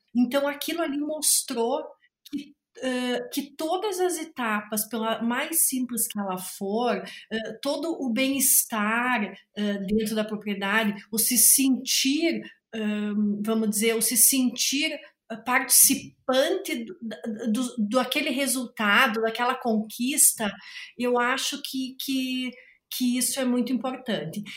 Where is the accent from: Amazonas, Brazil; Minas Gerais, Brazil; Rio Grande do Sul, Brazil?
Rio Grande do Sul, Brazil; Carazinho; eu sou aqui de Carazinho, do Rio Grande do Sul